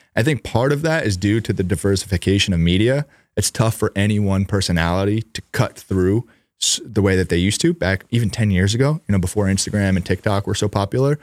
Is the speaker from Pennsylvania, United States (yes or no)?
no; New York, United States; We grew up in New York.